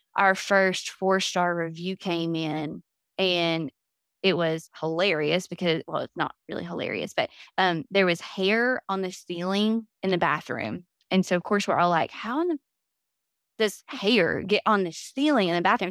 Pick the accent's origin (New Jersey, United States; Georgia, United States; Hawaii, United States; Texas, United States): Georgia, United States; Chatsworth; moved away as an adult; now in Destin, United States; in my hometown, if you went, like, an hour or two outside of Chatsworth, Georgia